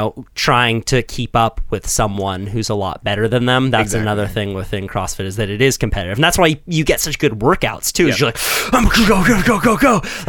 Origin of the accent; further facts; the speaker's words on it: Florida, United States; Shit, I'm from Florida.